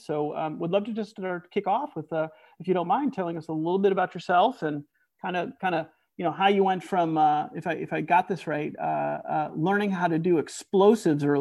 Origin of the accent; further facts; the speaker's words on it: Scotland, United Kingdom; as a Scotsman